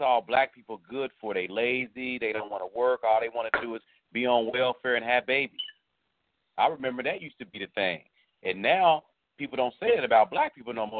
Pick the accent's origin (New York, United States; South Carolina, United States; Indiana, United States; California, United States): Indiana, United States; moved away; I'm from Indiana originally, and so I remember growing up